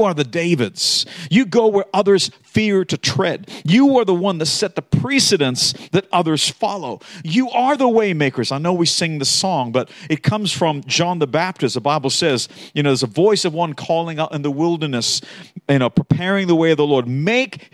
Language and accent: English; Australia; I am an Aussie. True. But I also was raised with Americans